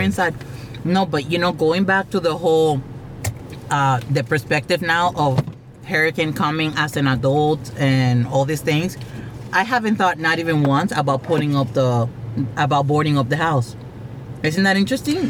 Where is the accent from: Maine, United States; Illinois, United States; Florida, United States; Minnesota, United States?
Florida, United States; South; I grew up in South Florida